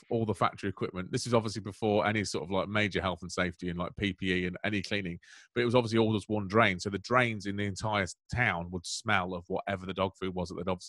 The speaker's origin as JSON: {"language": "English", "town": "Melton Mowbray", "region": "East Midlands", "country": "United Kingdom", "tie": "born or raised there", "said": "I mean, I grew up in Melton Mowbray. Melton Mowbray's got a dog food factory and I prefer that smell."}